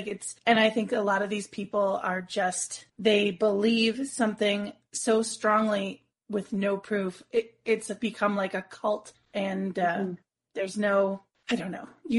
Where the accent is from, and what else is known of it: United States; born or raised there; moved away as an adult; now in Canada